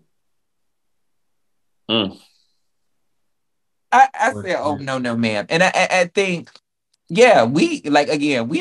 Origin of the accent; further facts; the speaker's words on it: the South, United States; growing up in the South